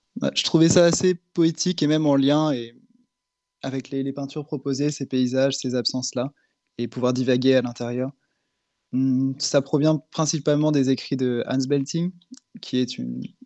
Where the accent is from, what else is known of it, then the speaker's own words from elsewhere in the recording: Nantes, Pays de la Loire, France; also born or lived in Berlin; en tant que Nantais